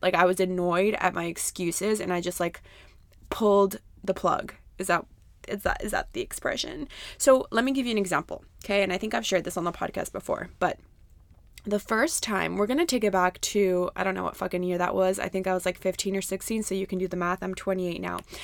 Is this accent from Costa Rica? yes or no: yes; Costa Rica; I grew up in Costa Rica